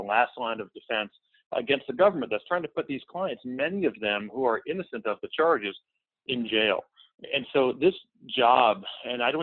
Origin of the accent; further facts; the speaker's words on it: Tampa, Florida, United States; I grew up in Tampa, Florida